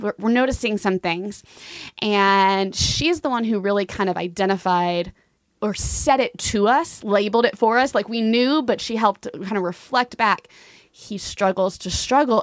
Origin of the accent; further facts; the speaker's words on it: Fort Worth, Texas, United States; moved away as an adult; also born or lived in Germany; I grew up in Fort Worth. I moved here when I was about six months old with my family and grew up on the East Side and loved it